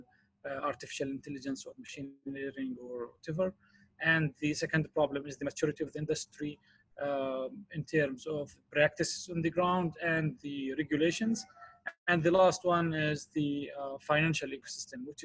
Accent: Palestine; from my home country in Palestine

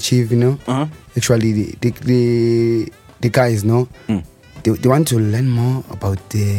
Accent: South Africa; From Hluzi. I'm a singer.

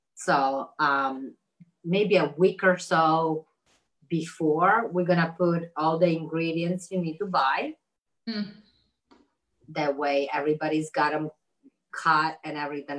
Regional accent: Italy; moved away; I grew up in Italy

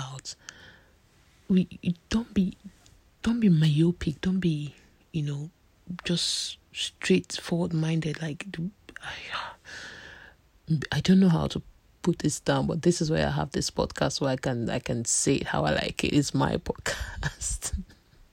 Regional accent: Nigeria; I'm a Nigerian

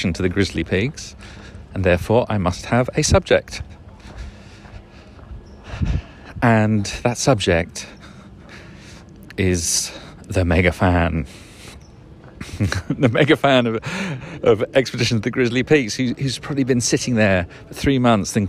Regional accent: England, United Kingdom; when we were kids growing up in England in the 70s and 80s

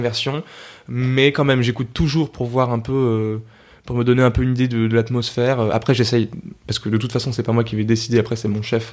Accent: Argenteuil, Île-de-France, France; j'étais dans une chorale à Argenteuil, parce que je viens d'Argenteuil

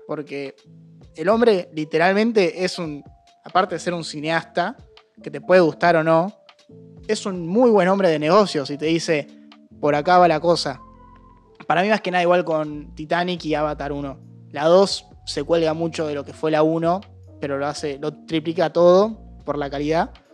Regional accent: Argentina; nosotros como sociedad argentina

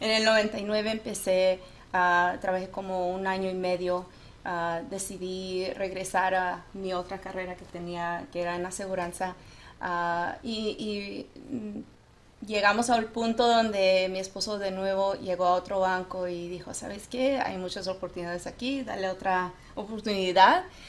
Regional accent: United States; first language Spanish; yo sí soy primera generación de aquí mis padres mi mamá es de Durango ah, mi papá tejano Ah, y si yo crecí hablando eh, puro español, o sea, el español era mi primer idioma.

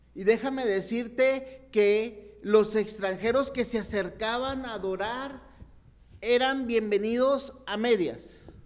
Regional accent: Chihuahua, Mexico; also born or lived in Mexico City

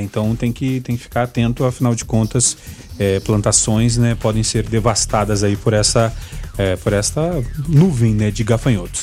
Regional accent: Gravataí, Rio Grande do Sul, Brazil; now in Goiás, Brazil; eu sou de, de Gravataí

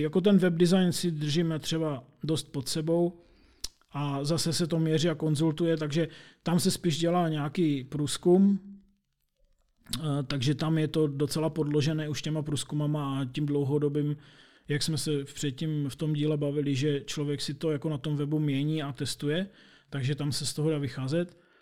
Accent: Opava, Moravian-Silesian Region, Czechia; jsem z Opavy

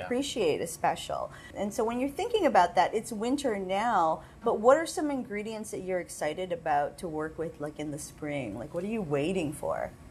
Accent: Hawaii, United States

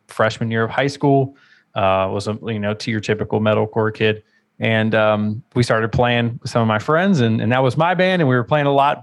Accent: Richmond, Virginia, United States; I'm from Richmond, Virginia, which is a like really, really popular metalcore and hardcore scene

